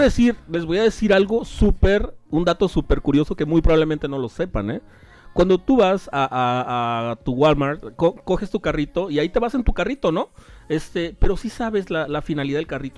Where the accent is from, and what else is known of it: Mexico